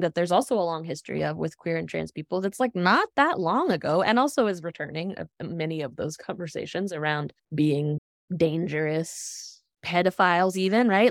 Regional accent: Appalachia, United States; moved away as an adult; also born or lived in Northeast US; growing up in Appalachia and, like, leaving the region for the Northeast for college

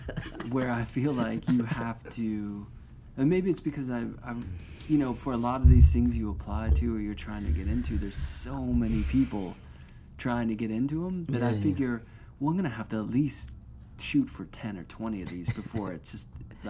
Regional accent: Pittsburgh, Pennsylvania, United States; moved away; I'm from Pittsburgh

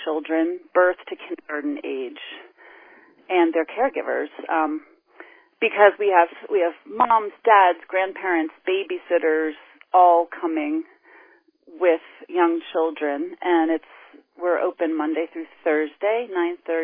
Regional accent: New England, United States; also born or lived in New York City / Philadelphia area; now in Northampton, United States; I grew up in New England

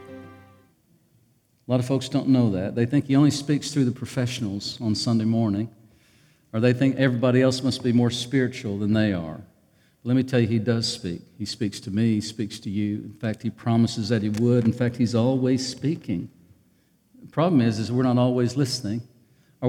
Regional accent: Ozark, Arkansas, United States; I'm from Ozark

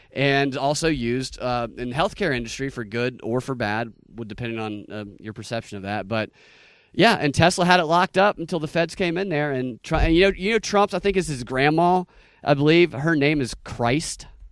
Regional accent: Georgia, United States; I'm from Georgia

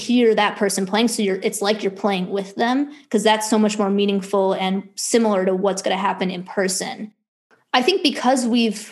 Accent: Buffalo Grove, Illinois, United States; moved away; also born or lived in Stony Brook, New York; I grew up in Chicago suburbs, Buffalo Grove and then Long Grove for the two suburbs.

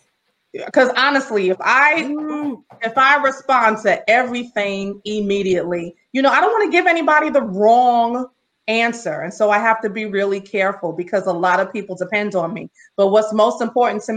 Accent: New York City, New York, United States; now in Baldwin, United States; I'm from Brooklyn.

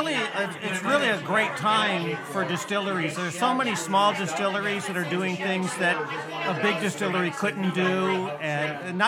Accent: Southern California, United States; growing up in Southern California in the 60s, tiki culture was everywhere.

